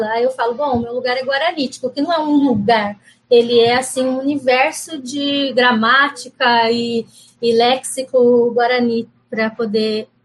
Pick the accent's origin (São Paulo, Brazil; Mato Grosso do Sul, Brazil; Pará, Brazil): Mato Grosso do Sul, Brazil; Quando eu falo que … sou guarani, eu, eu sou do Mato Grosso do Sul